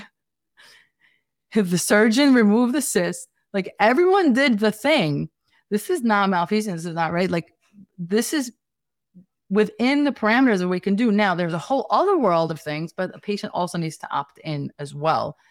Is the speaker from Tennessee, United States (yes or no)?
no; New York City, New York, United States; accent: Brooklyn, Staten Island, New York City; I'm Staten Island, you know, this is the Brooklyn, Staten Island, New York City kind of accent